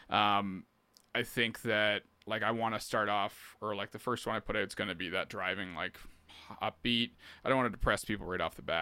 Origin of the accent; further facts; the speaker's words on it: Canada; But as a Canadian artist, it's really hard to if you're not going straight niche somewhere, you know